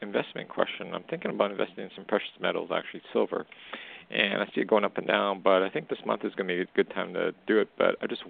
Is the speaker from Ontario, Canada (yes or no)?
no; Alberta, Canada; I'm from Western Canada.